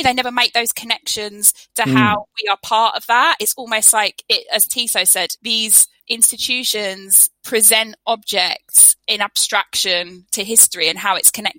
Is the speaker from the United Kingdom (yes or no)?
yes; West Midlands, United Kingdom; growing up in the West Midlands